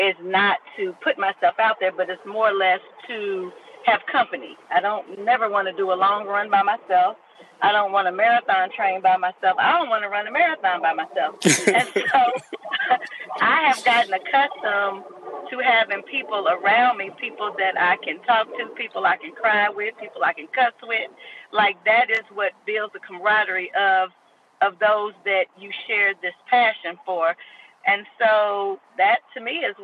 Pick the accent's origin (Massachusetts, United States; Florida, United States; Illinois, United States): Florida, United States; Miami; I ran while in high school, growing up in Miami, Florida